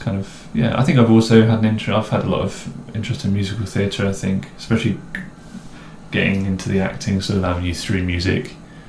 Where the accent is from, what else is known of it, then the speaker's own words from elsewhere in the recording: East Midlands, United Kingdom; accent: posh; I grew up in the Midlands, outside of Nottingham, near Mansfield. Not that you can really hear that in my accent.